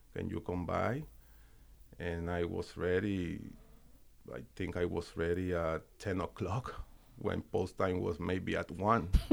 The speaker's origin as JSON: {"language": "English", "country": "Puerto Rico", "tie": "born or raised there", "moved": "yes", "said": "I grew up, I'm from the countryside in Puerto Rico."}